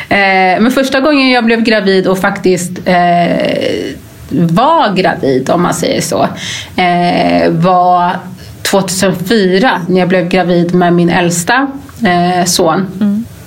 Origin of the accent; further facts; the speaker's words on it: Gambia; now in Sweden; jag är ju ursprungligen från Gambia